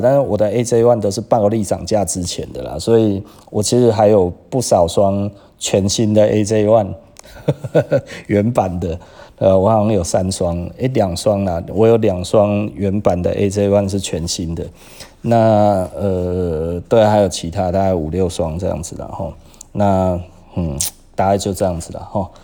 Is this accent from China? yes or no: no; Taiwan; 我们台湾人真的会这样